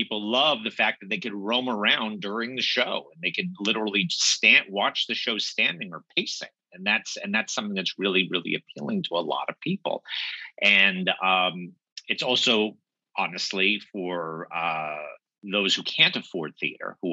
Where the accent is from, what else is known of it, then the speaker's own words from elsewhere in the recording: Los Angeles, California, United States; moved away as an adult; now in New York, United States; I'm from Los Angeles originally. Moved to New York in my early 30s